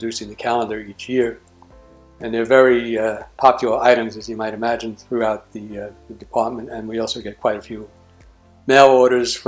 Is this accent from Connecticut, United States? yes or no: no; Jersey City, New Jersey, United States; I'm from Jersey City